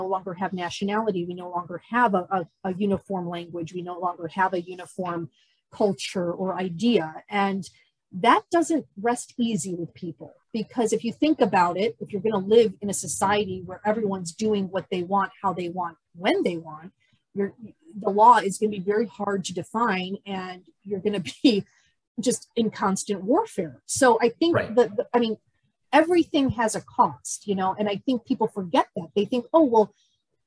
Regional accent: United States; as an American

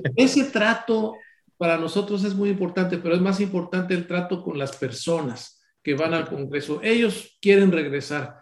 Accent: Córdoba, Veracruz, Mexico; Yo soy de Córdoba, Veracruz

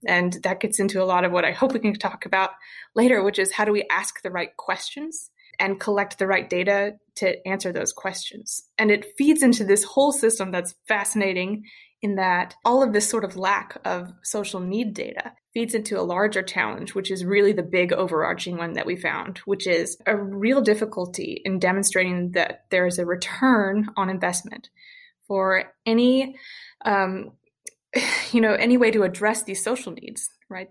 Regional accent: Western Kentucky, United States; now in Louisville, United States; I'm from Western Kentucky

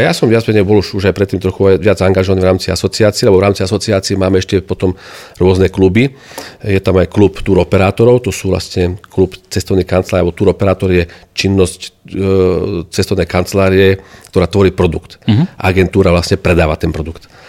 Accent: Nitra, Nitra Region, Slovakia; ja som Nitran, aj centrála bola, bola vždy, teda v Nitre

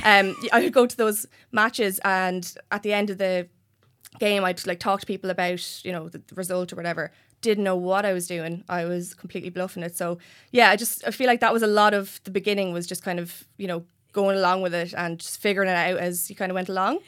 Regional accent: Enniscorthy, Leinster, Ireland; born or raised there

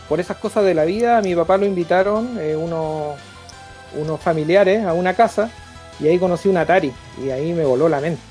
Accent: Santiago, Santiago Metropolitan Region, Chile; also born or lived in Lanco, Chile; yo nací en, cerca de Valdivia, en un pueblo que se llama Lanco, que está como... Que está como a 45 minutos al norte de Valdivia, más menos. Más o menos por ahí va. Y el tema es que yo me vine acá a Santiago a vivir como a los seis años

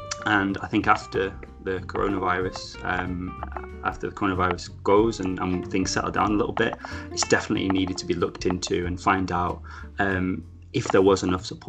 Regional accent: Manchester, North West England, United Kingdom; where I grew up in Manchester

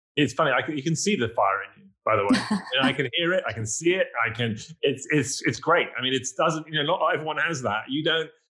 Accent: England, United Kingdom; accent: English; now in New York, United States

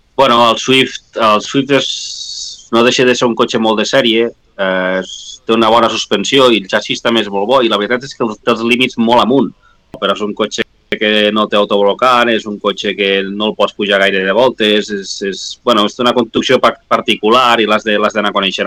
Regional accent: La Guàrdia, Catalonia, Spain; a la Guàrdia, al meu poble

